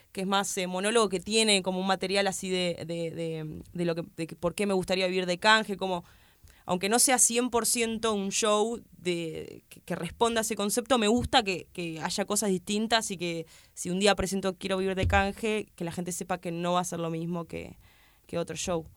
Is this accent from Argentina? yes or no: yes; Argentina; yo soy de Argentina